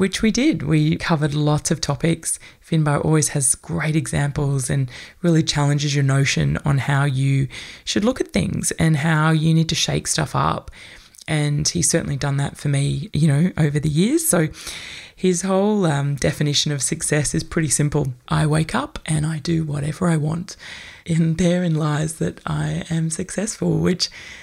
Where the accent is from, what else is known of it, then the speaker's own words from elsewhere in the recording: Australia; many of us as white Australian people